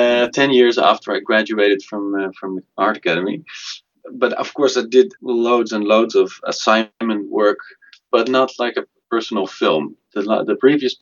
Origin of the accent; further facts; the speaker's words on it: Amsterdam, North Holland, Netherlands; also born or lived in Belgium; I am from Amsterdam, and I studied in Belgium in a very sort of traditional school. And later, I moved back to Amsterdam